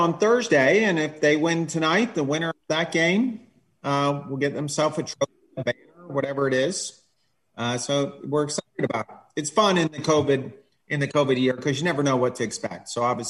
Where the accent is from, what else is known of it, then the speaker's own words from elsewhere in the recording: Scotland, United Kingdom; also born or lived in England; So I grew up in Scotland and England, and everywhere I lived, we had trees for goals.